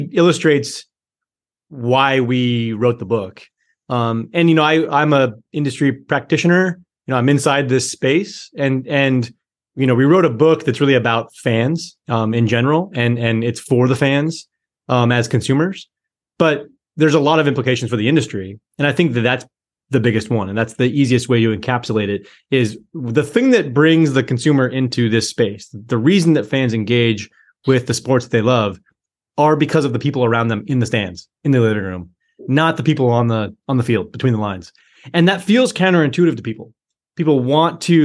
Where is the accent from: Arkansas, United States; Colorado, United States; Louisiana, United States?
Colorado, United States; just outside of Boulder; I grew up in Colorado, just outside of Boulder, Colorado